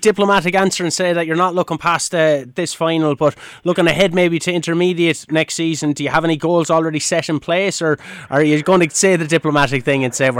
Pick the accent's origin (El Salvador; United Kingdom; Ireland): Ireland; County Kilkenny; I know that we have to remain neutral somewhat, but sure, because we're from Kilkenny as well